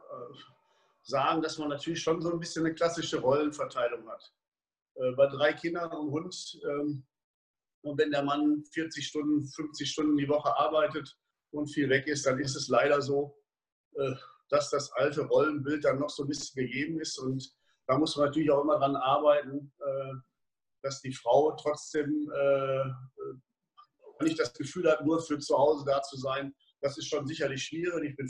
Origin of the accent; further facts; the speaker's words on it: Dortmund, North Rhine-Westphalia, Germany; dass Dortmund meine Heimatstadt ist und dass man doch im Laufe der letzten 30, 40 Jahre eine Menge Leute kennengelernt hat